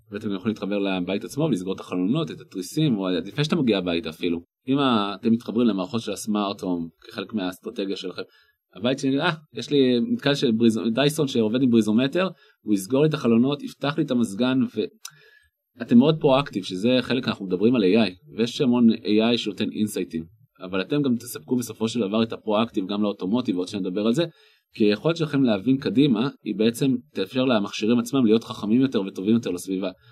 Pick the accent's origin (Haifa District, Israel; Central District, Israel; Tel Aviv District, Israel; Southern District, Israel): Haifa District, Israel; the Krayot; moved away; אני במקום מהקריות